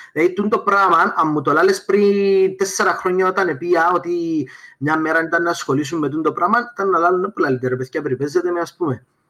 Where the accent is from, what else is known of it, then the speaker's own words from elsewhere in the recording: Paphos, Paphos District, Cyprus; moved away as an adult; είμαι από την Πάφο